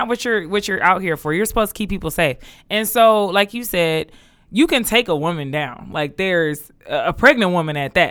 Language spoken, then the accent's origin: English; Detroit, Michigan, United States; I was from Detroit